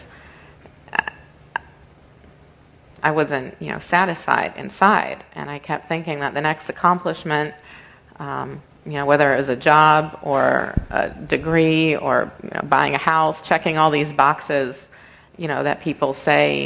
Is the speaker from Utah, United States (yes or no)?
no; Leesburg, Virginia, United States; Born and raised in Leesburg